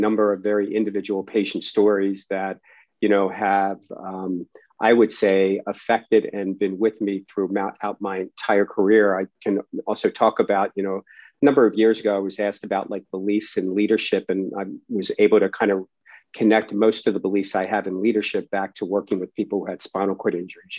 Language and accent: English; Baltimore, Maryland, United States; I grew up in Baltimore, Maryland